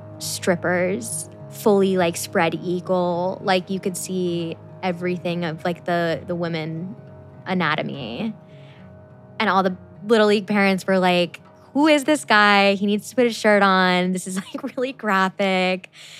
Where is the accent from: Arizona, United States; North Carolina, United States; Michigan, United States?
Arizona, United States; also born or lived in Chicago, Illinois; I'm originally from Chicago, Illinois. I moved to Arizona when I was 8 years old